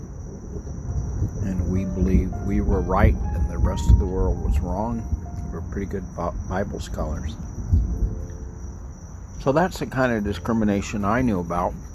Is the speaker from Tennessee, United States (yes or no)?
no; El Paso, Texas, United States; now in Maryland, United States; I grew up on the border in El Paso. I was born in a hospital a few hundred feet from Juarez, Mexico.